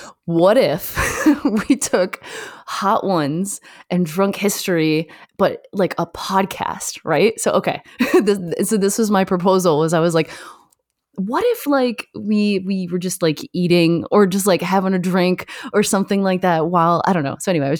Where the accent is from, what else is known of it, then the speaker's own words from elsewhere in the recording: Michigan, United States; also born or lived in Canada; I grew up in Michigan and Canada. So like in that area, that you definitely get the seasons and all that.